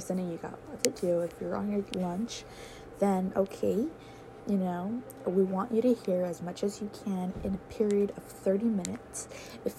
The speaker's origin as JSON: {"language": "English", "town": "San Diego", "region": "California", "country": "United States", "said": "I am from San Diego, California"}